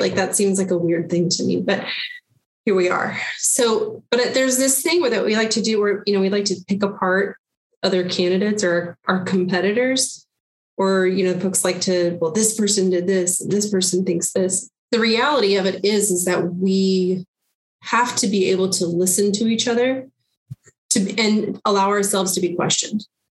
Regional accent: Lawrence, Kansas, United States; I am originally from Lawrence, Kansas. I grew up in North Lawrence and went to Lawrence schools my academic career

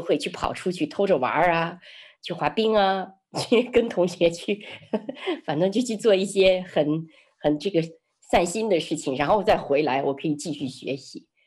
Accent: Xi'an, Shaanxi, China; moved away; also born or lived in Changsha; 从长沙回到，呃，回到西安，我的家乡

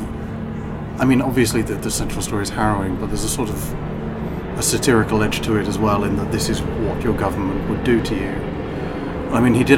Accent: England, United Kingdom; also born or lived in Ireland; I'm Irish, so I mean, I was mostly raised in England, but the experience of my parents, grandparents are all from Ireland

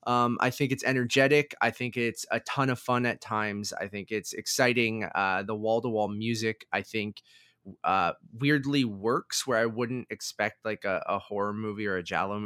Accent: Toronto, Ontario, Canada; I was the perfect age for it. We are from Toronto. I love video games.

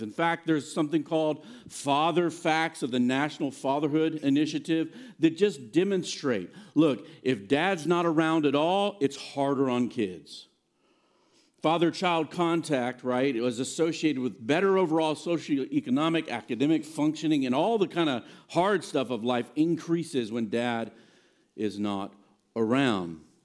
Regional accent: Virginia, United States; moved away; also born or lived in Blacksburg, Virginia / Nashville, Tennessee / New Jersey; I grew up in Virginia, but both my mom and dad are from here

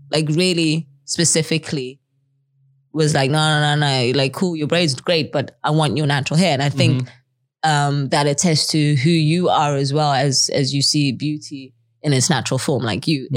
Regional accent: Zimbabwe; now in Netherlands; I live in Zimbabwe, I grew up in Zimbabwe

